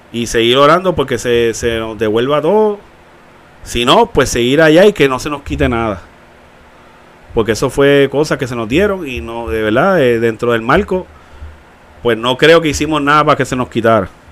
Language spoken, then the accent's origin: Spanish; Puerto Rico; como somos de Carolina y de Bayamón